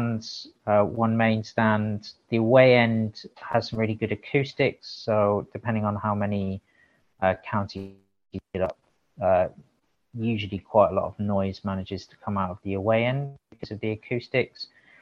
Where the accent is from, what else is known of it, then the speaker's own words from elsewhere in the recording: South Wales, United Kingdom; moved away; I grew up in South Wales